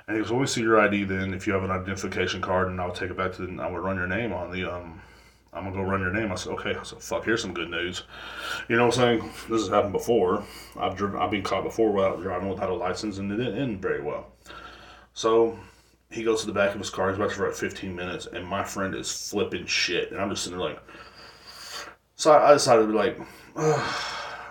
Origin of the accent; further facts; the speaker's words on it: Texas, United States; The cops down here in Texas, like in my hometown, I come from a smaller town